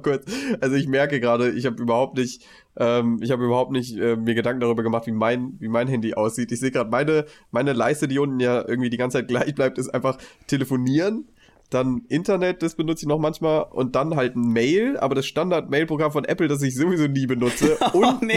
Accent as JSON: {"language": "German", "town": "Heidesheim", "region": "Rhineland-Palatinate", "country": "Germany", "also_born_or_lived": "Mainz", "said": "bei uns sagt man shoppen, wo ich herkomme"}